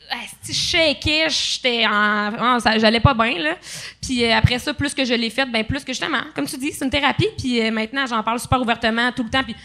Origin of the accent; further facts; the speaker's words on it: Quebec, Canada; euh, il y avait un, en fait, je viens de l'Abitibi.